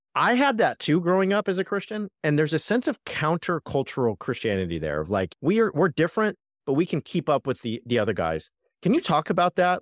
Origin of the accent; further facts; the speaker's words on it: Southern California, United States; I grew up in Southern California